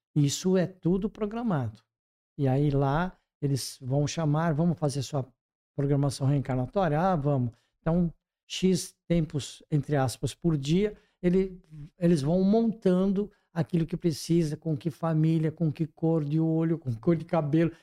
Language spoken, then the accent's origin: Portuguese; Brazil; como brasileiros